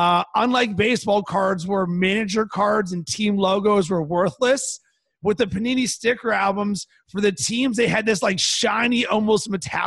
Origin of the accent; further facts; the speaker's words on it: Pittsburgh, Pennsylvania, United States; now in Chicago, United States; growing up in Pittsburgh